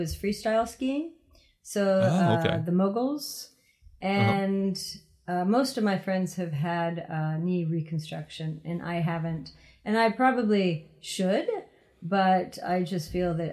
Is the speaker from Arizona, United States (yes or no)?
no; Ohio, United States; moved away as an adult; now in Japan; I'm actually from Ohio